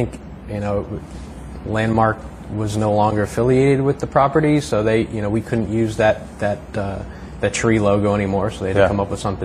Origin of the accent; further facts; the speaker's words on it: Bethlehem, Pennsylvania, United States; moved away as an adult; now in Maryland, United States; I am originally from Pennsylvania, about an hour north of Philadelphia, Lehigh Valley, Bethlehem, Pennsylvania. I grew up there, spent the first 22 years of my life there